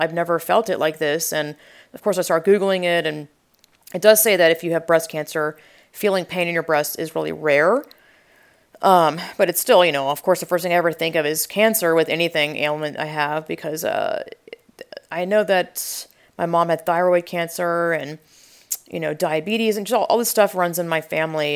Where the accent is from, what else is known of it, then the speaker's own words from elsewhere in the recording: Georgia, United States; I'm from the South, Georgia